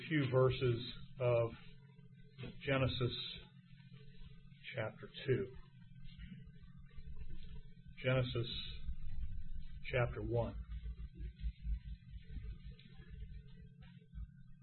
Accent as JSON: {"language": "English", "country": "United States", "said": "I am an American Christian"}